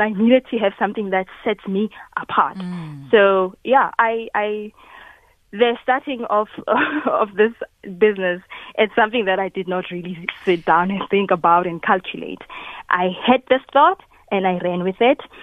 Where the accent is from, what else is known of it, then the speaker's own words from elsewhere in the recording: KwaNdebele, Mpumalanga, South Africa; originally, I'm from Mpumalanga